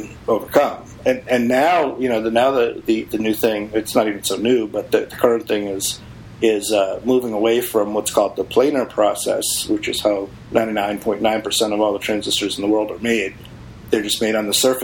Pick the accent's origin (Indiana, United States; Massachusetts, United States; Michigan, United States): Massachusetts, United States; Boston; moved away; I came from Boston